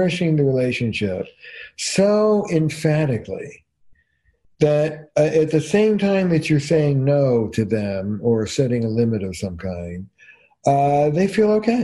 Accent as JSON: {"language": "English", "region": "New Jersey", "country": "United States", "said": "I'm from Jersey"}